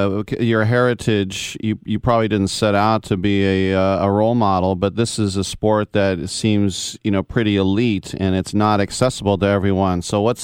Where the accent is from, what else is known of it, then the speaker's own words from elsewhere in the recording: California, United States; as an American, especially a Californian